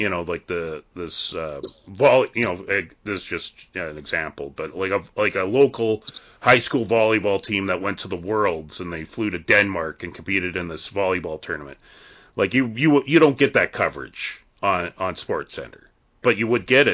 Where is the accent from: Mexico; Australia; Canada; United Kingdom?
Canada; near Edmonton, Alberta; in my hometown that I live in, the town that I work